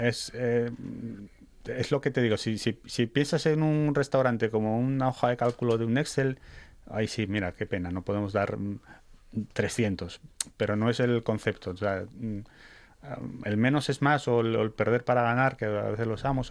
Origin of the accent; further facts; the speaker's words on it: Salinas, Asturias, Spain; somos de allí, o sea, somos somos del, del, pueblo de, vamos, de generaciones. Eh, bueno, mi mujer es de Avilés, pero yo soy de Salinas